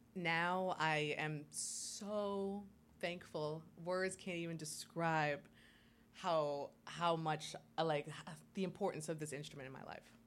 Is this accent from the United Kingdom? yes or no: no; St. Croix, U.S. Virgin Islands; moved away; I was born and raised in St. Croix in the U.S. Virgin Islands